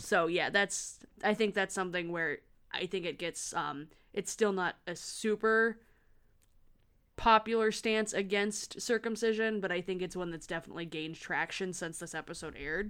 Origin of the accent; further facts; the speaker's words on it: Lansing, Michigan, United States; Lansing. Shout out, my hometown.